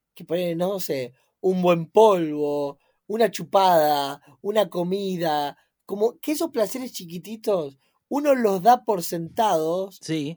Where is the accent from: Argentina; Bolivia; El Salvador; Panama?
Argentina; nosotros como argentinos